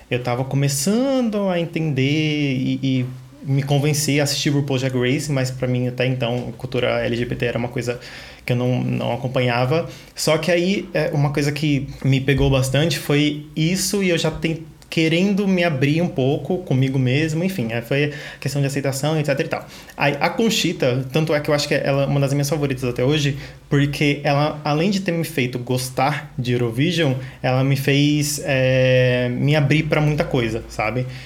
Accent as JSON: {"language": "Portuguese", "region": "São Paulo", "country": "Brazil", "said": "tenho 26 anos, é sou da Zona Sul de São Paulo."}